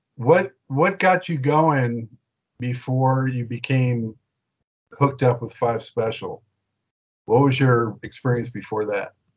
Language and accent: English; Southern California, United States; moved away as an adult; also born or lived in Los Angeles; now in Charlotte, United States; I was born and raised in Southern California, but about ten years ago I moved out here to North Carolina